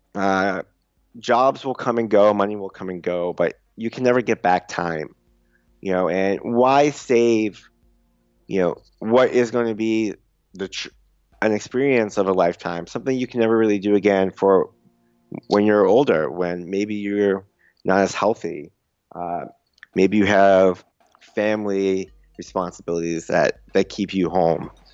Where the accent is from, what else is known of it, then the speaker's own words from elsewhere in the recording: suburb outside Boston, Massachusetts, United States; first language English; in my suburb, like, outside Boston